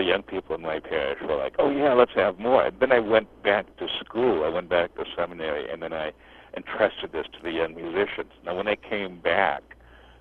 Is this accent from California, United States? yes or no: yes; Los Angeles, California, United States; I grew up in the Archdiocese of Los Angeles